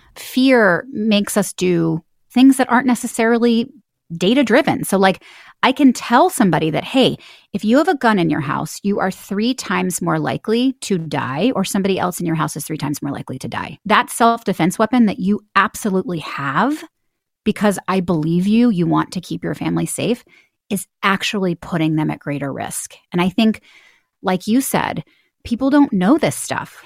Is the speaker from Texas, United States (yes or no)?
yes; Houston, Texas, United States; moved away; I grew up in Houston, Texas